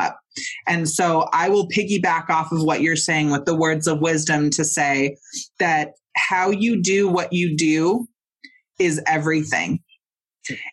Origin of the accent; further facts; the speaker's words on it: Mendocino, California, United States; I'm from Mendocino and Northern California